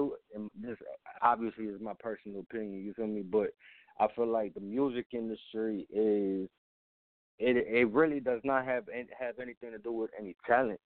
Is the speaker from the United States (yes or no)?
yes; Chicago, Illinois, United States; also born or lived in Germany; I grew up in Chicago